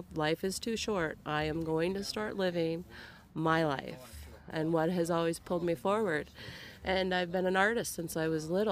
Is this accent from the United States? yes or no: yes; Minnesota, United States; moved away as an adult; also born or lived in Cleveland area; now in Cleveland, United States; I'm originally from Minnesota